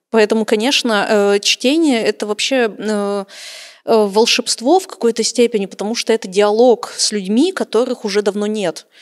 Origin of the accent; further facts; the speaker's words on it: Khabarovsk, Khabarovsk Krai, Russia; в Хабаровске, кстати, в моем родном городе